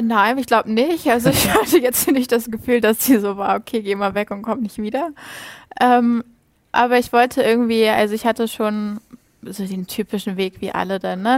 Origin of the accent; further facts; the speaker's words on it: Schleswig-Holstein, Germany; first language Danish; German is a second language; moved away as an adult; now in Greenland; ich komme ja aus Schleswig-Holstein, ganz oben an der Grenze zu Dänemark.